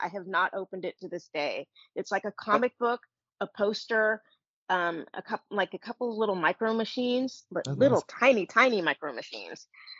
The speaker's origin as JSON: {"language": "English", "area": "Bay Area", "region": "California", "country": "United States", "tie": "born or raised there", "said": "I grew up in the Bay Area, so I was actually close to the Coronet Theater."}